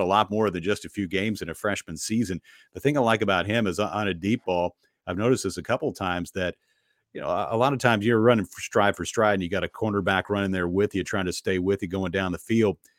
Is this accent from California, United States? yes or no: no; Bowling Green, Kentucky, United States; now in Nashville, United States; my hometown in, in Bowling Green